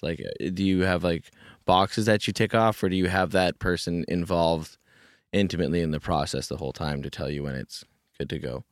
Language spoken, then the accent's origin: English; Kamloops, British Columbia, Canada; now in Vancouver, Canada; growing up in Kamloops